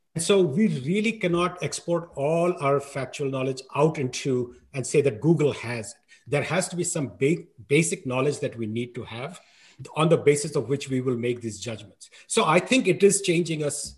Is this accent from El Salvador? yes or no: no; New Delhi, Delhi, India; I grew up in New Delhi